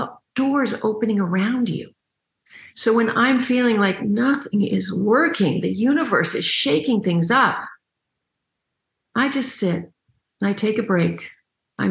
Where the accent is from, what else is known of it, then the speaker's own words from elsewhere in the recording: Canada; I'm Canadian